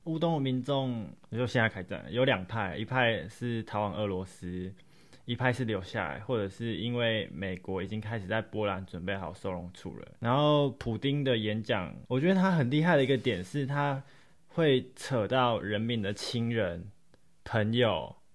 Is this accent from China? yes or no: no; Taiwan; 我们不就是土生土长的台湾人吗